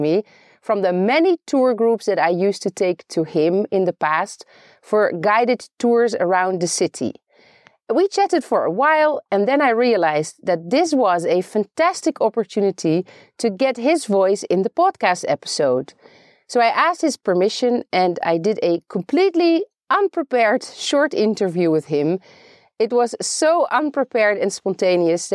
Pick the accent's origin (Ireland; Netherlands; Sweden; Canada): Netherlands; moved away as an adult; now in Beit Safafa, Palestine